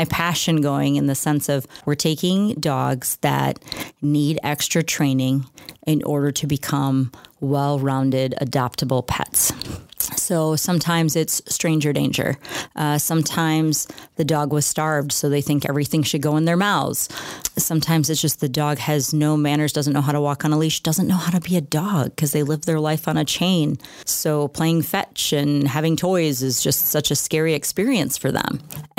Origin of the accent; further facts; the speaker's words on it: La Crosse, Wisconsin, United States; I'm born and raised in La Crosse, lived here my entire life, which is a long time now that I think about my age.